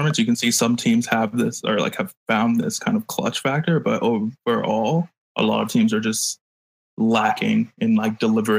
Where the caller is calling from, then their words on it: Chino Hills, California, United States; Like an hour east of LA, like Chino Hills area.